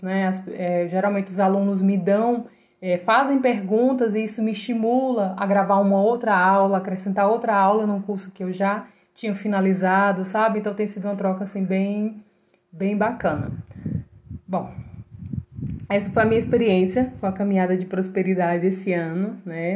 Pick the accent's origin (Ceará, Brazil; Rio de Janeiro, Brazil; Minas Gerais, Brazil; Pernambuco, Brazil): Ceará, Brazil; also born or lived in João Pessoa; eu sou cearense